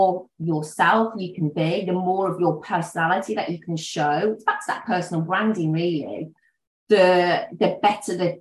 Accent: Black Country, West Midlands, United Kingdom; moved away; also born or lived in Worcestershire; we're originally from the Black Country

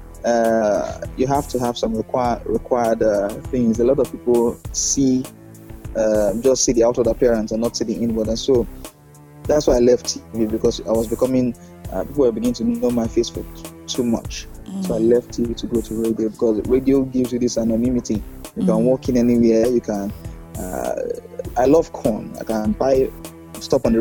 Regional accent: Edo, Nigeria; I'm from Edo State

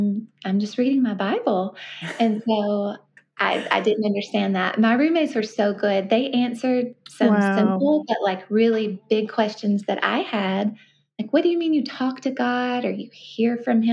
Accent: Columbia, Tennessee, United States; also born or lived in Memphis, Tennessee / Brentwood, Tennessee; I grew up in Columbia, Tennessee, which is about 40 miles south of Nashville

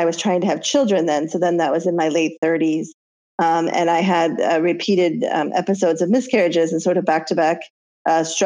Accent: Iowa, United States; growing up in Iowa, which is where we grew up

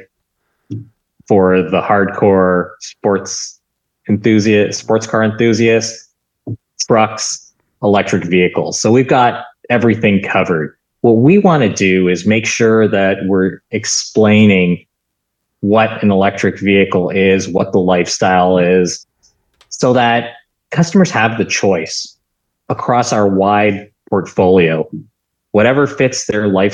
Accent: Canada; I'm from Canada.

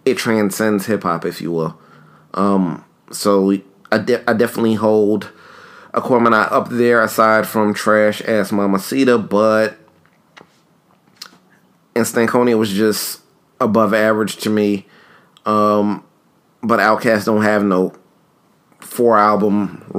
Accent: New York, United States; a kid who grew up in New York

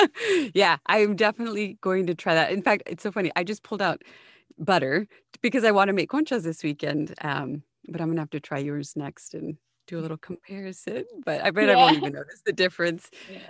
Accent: Del Rio, Texas, United States; It's so funny, like when growing up in Del Rio, you feel like you know everybody, but at the same time, you don't.

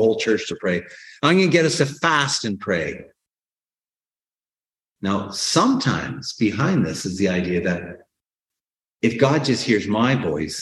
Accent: Canada; born or raised there

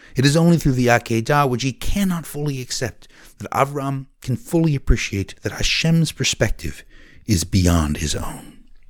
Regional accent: Oregon, United States; Growing up in Oregon, our father taught us passion

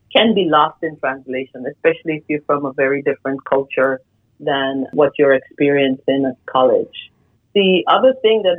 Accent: Guyana; moved away as an adult; also born or lived in Iowa, United States; now in United States; I was born in Guyana, South America. I started my career back there in medical technology

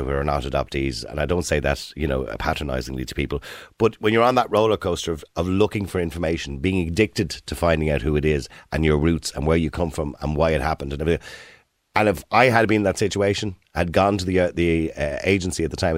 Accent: Dublin, Leinster, Ireland; I was born in St. Pat's Home on the Navan Road in 1963

